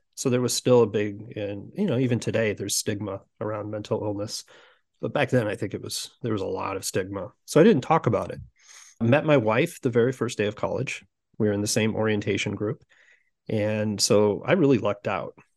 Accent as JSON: {"language": "English", "town": "Sioux City", "region": "Iowa", "country": "United States", "tie": "born or raised there", "moved": "yes", "lives_now": "Omaha, United States", "said": "I grew up in Sioux City, Iowa. So I'm currently in Omaha, Nebra-, Omaha, Nebraska"}